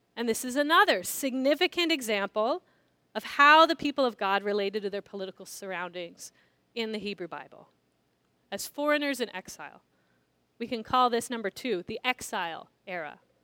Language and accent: English; San Diego, California, United States; I grew up in San Diego, which is a large military town